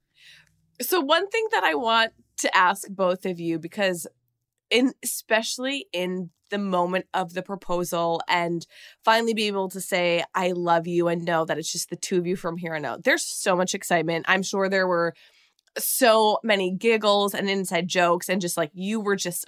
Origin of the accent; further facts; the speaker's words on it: Minnesota, United States; I'm from Minnesota